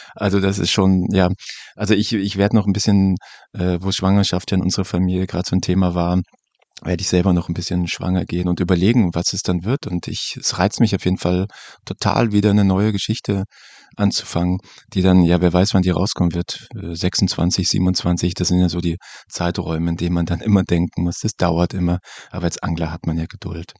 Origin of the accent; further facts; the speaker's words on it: Germany; wir als äh, Deutsche